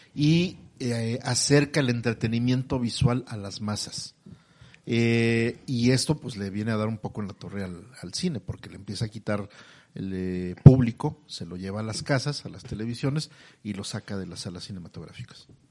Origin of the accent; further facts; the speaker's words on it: Mexico; Somos mexicanos